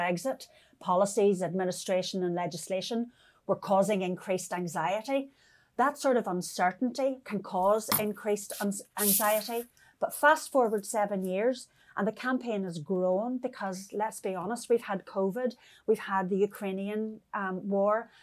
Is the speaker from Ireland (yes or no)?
yes; County Donegal, Ireland; I come from Donegal in Ireland.